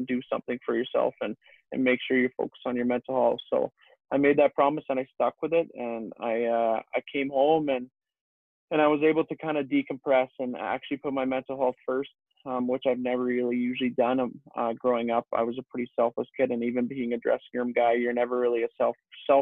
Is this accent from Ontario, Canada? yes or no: no; Leduc, Alberta, Canada; obviously I grew up in Leduc and my home's here